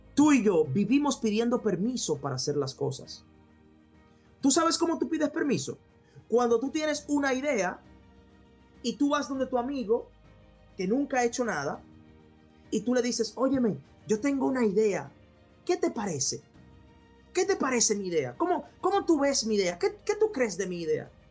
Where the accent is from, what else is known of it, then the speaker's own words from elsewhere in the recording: Dominican Republic; República Dominicana, donde yo de donde yo vengo, de donde yo vengo